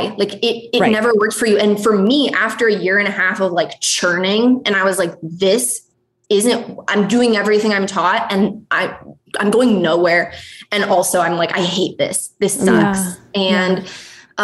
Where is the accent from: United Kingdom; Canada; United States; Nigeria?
United States; Montana; I grew up in Montana